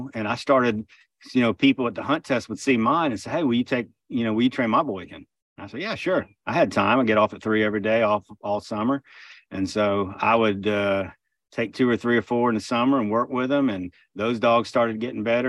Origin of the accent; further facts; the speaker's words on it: Southwest Florida, United States; moved away as an adult; now in Northeast Georgia, United States; I grew up in Southwest Florida originally